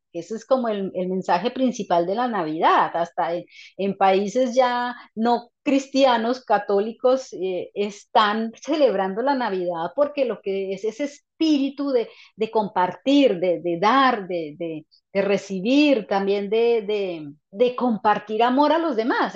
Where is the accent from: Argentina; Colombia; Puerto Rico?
Colombia; moved away as an adult; no estar en mi país